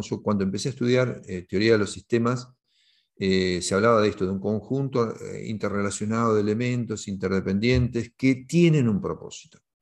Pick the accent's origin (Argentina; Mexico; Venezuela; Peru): Argentina; implementar el primer sistema de equipos autogestionados en mi país eh, en 1988 en Argentina